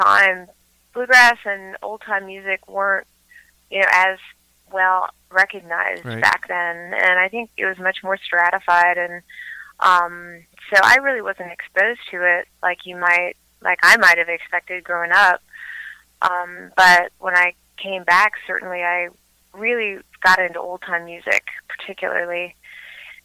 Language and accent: English; Blacksburg, Virginia, United States; also born or lived in California; now in Asheville, United States; I'm originally from Blacksburg, Virginia, so not too far away